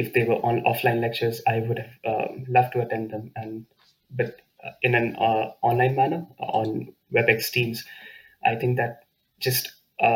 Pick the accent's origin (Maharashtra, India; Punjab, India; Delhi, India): Delhi, India; also born or lived in Aachen, Germany; now in Kleve, Germany; I come from Delhi, India. So I'm used to extremely hot climates